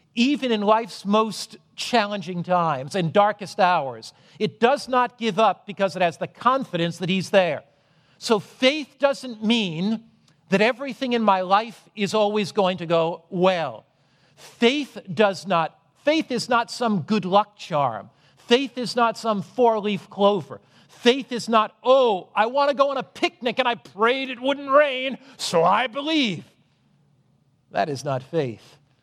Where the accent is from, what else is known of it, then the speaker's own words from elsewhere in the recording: Norwich, Connecticut, United States; when I was a boy, I was brought up in Norwich, Connecticut